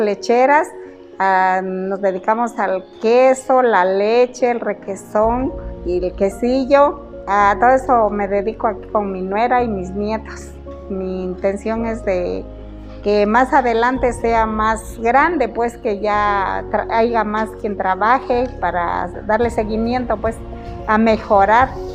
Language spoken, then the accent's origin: Spanish; Maguey Largo, Oaxaca, Mexico; vengo de la comunidad de Maguey Largo